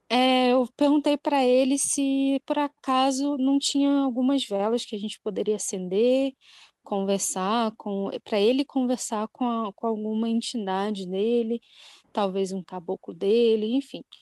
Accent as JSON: {"language": "Portuguese", "town": "Ansan", "region": "Gyeonggi Province", "country": "South Korea", "said": "E eu sou de Ansan também."}